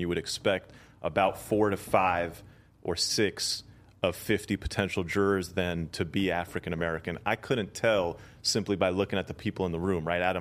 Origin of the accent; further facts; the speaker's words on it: India; I'm from India